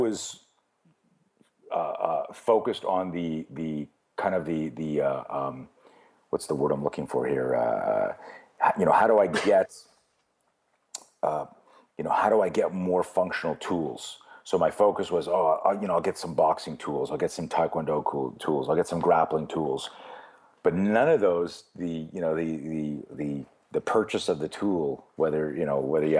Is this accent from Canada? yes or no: yes; Canada; I grew up in Canada